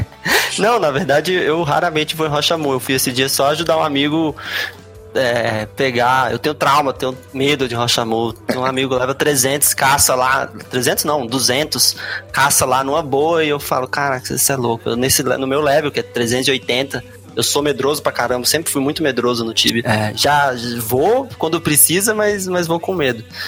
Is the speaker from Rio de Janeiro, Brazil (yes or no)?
no; Brasília, Federal District, Brazil; eu sou de Brasília, é, não nasci aqui, mas moro aqui a vida toda